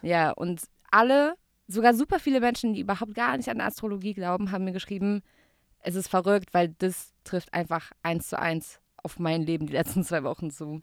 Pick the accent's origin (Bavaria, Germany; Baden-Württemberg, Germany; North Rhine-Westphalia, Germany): Baden-Württemberg, Germany; Gaggenau; moved away as an adult; now in Berlin, Germany; Ich komme aus Gaggenau, G-Town Represent. Es ist zwischen Karlsruhe und Baden-Baden.